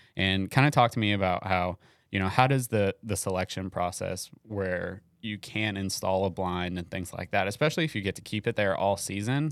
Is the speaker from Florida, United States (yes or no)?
yes; Florida, United States; moved away; I grew up in Florida